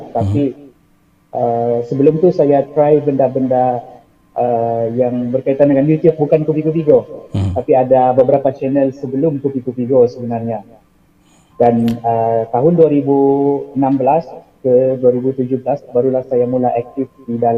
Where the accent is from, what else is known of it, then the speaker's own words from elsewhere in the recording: Sabah, Malaysia; So kopi kopi ejaan kopi itu adalah slang kami di Sabah.